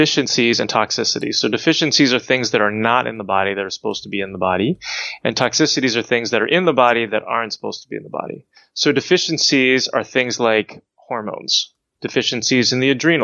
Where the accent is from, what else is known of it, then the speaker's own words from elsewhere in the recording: New Jersey, United States; I grew up in New Jersey, bitten by ticks when I was young